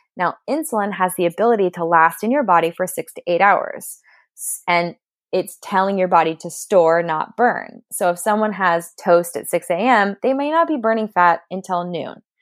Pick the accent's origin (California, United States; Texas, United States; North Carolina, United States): California, United States; Southern; I'm from California. I'm a SoCal girl who grew up at the beach